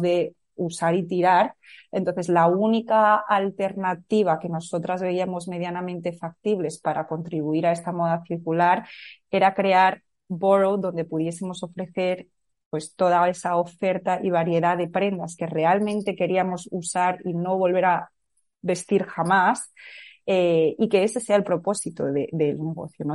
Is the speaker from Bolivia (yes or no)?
no; Madrid, Community of Madrid, Spain; also born or lived in California, United States; nací en Madrid y viví aquí toda mi vida